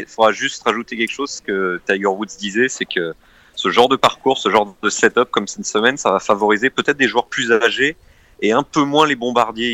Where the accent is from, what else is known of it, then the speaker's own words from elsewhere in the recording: Normandy, France; J'étais au golf à Gaillon, chez moi en Normandie